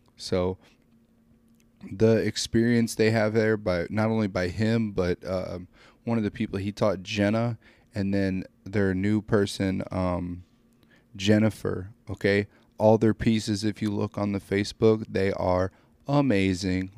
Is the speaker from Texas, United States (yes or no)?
no; small town near Fort Leonard Wood, Missouri, United States; I work at um, Fort Leonard Wood, but I live in a town. It's my hometown, but it's there's only 500 people